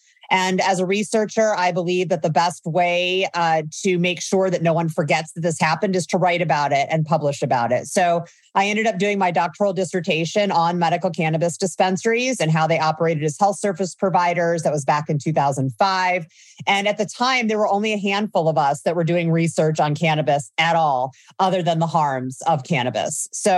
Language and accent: English; Midwest, United States; moved away as an adult; So I grew up in the Midwest during the DARE era, started using cannabis as a young adult.